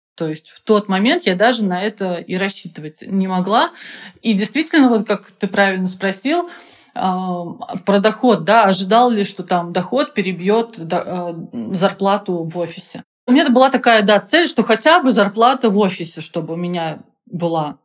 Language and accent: Russian; Penza, Penza Oblast, Russia; Я, кстати, из Пензы